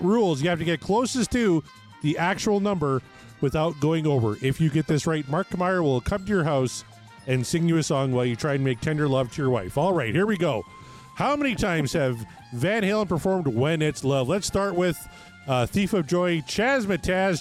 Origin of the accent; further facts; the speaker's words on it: Canada